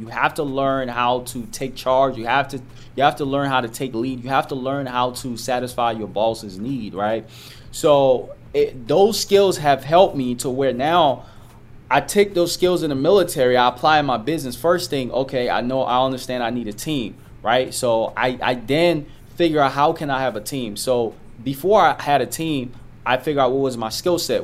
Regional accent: Liberia; moved away; also born or lived in Ivory Coast; I'm from Liberia, but I came in Ivory Coast.

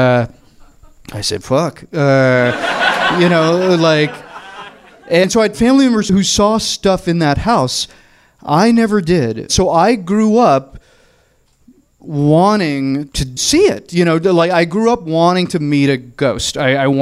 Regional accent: Murfreesboro, Tennessee, United States; now in Los Angeles, United States; I am from the South. My family is very Southern, and we're from a small town called Murfreesboro, which is 30 miles south of Nashville

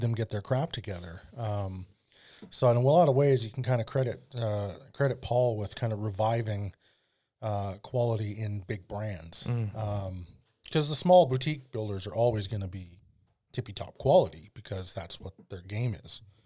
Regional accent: Alberta, Canada; now in Vernon, Canada; my hometown uh, has a, a street called 100th Avenue, and it definitely has a name that no one in town calls it. don't know why. But that's a very Albertan thing to do as well.

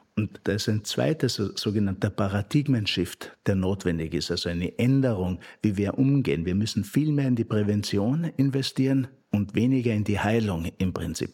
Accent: Upper Styria, Austria; moved away as an adult; now in Frankfurt, Germany; in meiner eigenen Heimat, wo ich geboren bin, in der, in, in der Obersteiermark

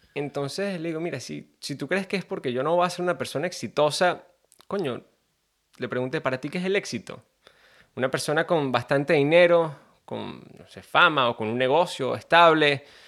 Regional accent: Venezuela; moved away as an adult; now in Gold Coast, Australia; soy un venezolano de 27 años, creo que tengo 27

